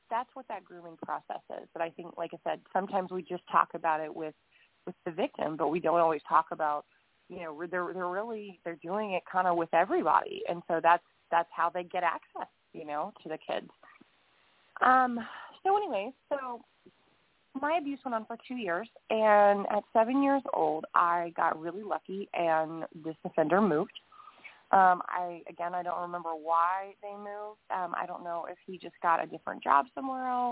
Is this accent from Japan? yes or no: no; Huntsville, Alabama, United States; my hometown in Huntsville, Alabama